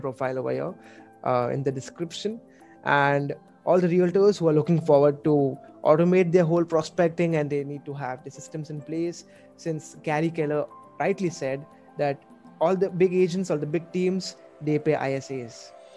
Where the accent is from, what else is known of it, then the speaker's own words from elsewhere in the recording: Mumbai, Maharashtra, India; I'm from India, from Mumbai the financial capital